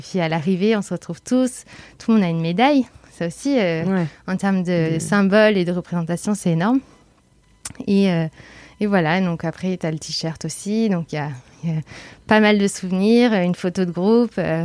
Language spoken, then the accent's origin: French; Bordeaux, Nouvelle-Aquitaine, France; moved away as an adult; now in Paris, France